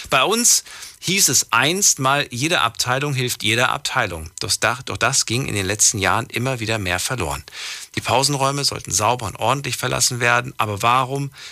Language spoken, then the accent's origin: German; St. Ingbert, Saarland, Germany; aus St. Ingbert.